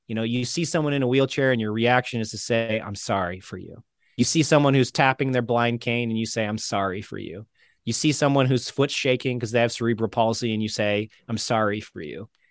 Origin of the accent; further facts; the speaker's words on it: St. Petersburg, Florida, United States; moved away; in Tampa, which is near where I grew up in Saint Pete